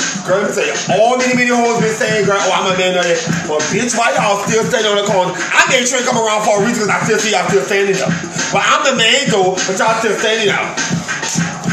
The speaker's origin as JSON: {"language": "English", "town": "New Orleans", "region": "Louisiana", "country": "United States", "said": "I'm from New Orleans."}